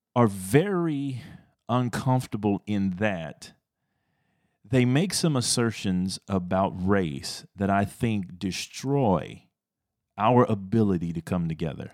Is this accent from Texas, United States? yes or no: yes; Texas, United States; I'm a Texan at heart though